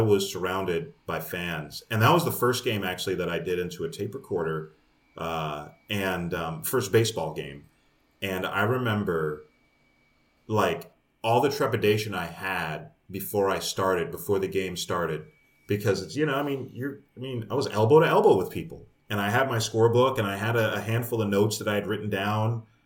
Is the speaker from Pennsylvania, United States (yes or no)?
no; New York, United States; moved away; also born or lived in Kansas City; I'm from New York and this is kind of the way New Yorkers act